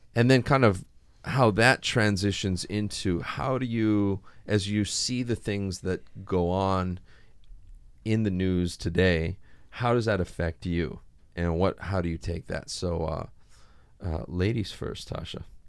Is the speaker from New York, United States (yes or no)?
no; Hawaii, United States; I grew up here in Hawaii